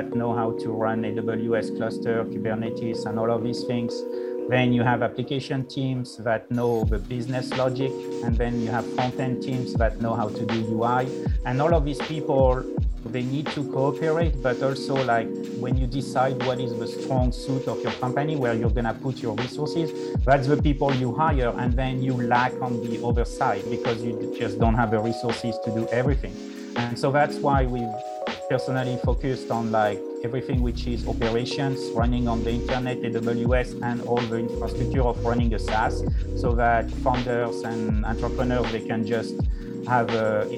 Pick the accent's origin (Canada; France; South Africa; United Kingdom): France; now in United States; I was born in France, and then I moved to the United States